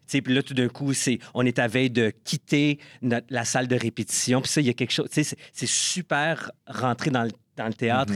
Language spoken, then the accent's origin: French; Ottawa, Ontario, Canada; also born or lived in Toronto; je suis né à Ottawa. Et une fois que j'ai terminé mon bac à l'Université d'Ottawa, je suis déménagé à Toronto